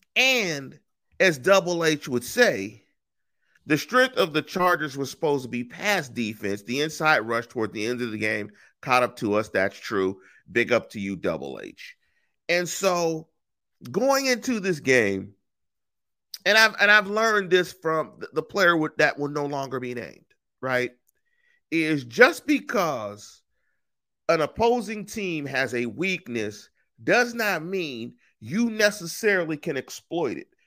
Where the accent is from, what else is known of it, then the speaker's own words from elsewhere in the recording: Inglewood, California, United States; also born or lived in Pittsburgh; I grew up in that area